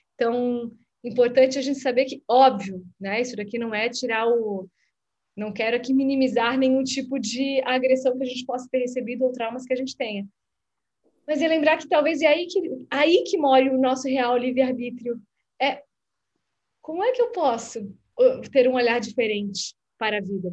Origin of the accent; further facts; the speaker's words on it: Blumenau, Santa Catarina, Brazil; moved away as an adult; also born or lived in Florianópolis; now in Rio de Janeiro, Brazil; sou de Blumenau, depois eu moro em Floripa, depois eu morei fora do Brasil